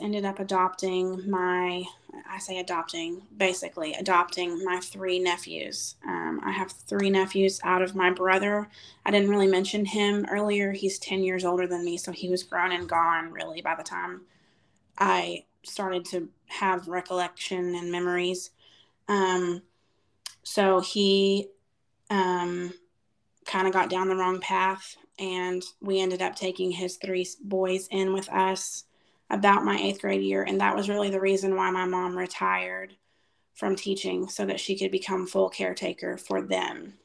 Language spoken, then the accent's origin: English; after leaving the Waco area, Texas, United States; when i was five we moved from the waco area to our current town